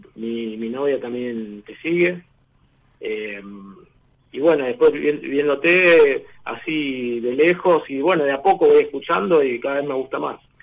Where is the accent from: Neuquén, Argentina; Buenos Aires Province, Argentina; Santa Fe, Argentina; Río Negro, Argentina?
Buenos Aires Province, Argentina; Banfield